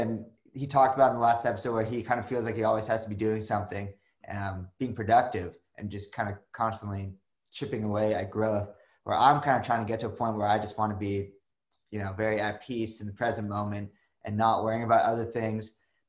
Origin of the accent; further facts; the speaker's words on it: Malibu, California, United States; I grew up in Malibu in Los Angeles